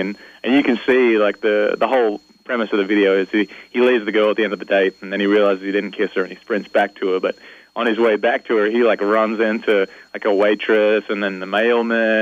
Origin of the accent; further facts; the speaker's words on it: Newcastle, New South Wales, Australia; my hometown of Newcastle, New South Wales, Australia